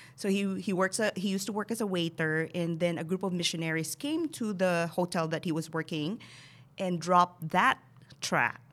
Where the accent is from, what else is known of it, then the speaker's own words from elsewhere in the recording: Bacolod, Western Visayas, Philippines; moved away as an adult; now in United States; So Bacolod City, and then we moved to the Central Business District when I was nine years old